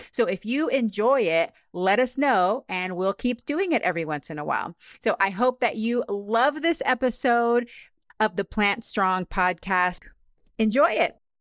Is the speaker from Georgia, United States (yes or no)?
no; Texas, United States; moved away as an adult; also born or lived in Panama; now in Yakima, United States; I'm originally from Panama. and I grew up in Texas